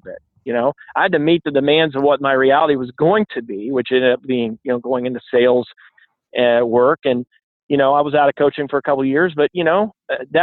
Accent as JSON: {"language": "English", "town": "Robertsdale", "region": "Alabama", "country": "United States", "tie": "born or raised there", "also_born_or_lived": "Denver, Colorado", "moved": "yes", "said": "I grew up in Robertsdale, Alabama, and, you know, right across the bay from Mobile"}